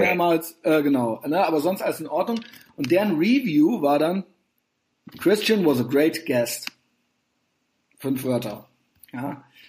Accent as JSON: {"language": "German", "country": "Germany", "said": "als Deutscher"}